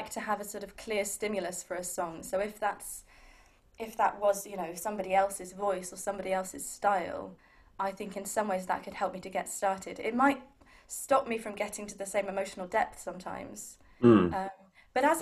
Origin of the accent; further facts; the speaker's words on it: Milton Keynes, South East England, United Kingdom; I grew up in Milton Keynes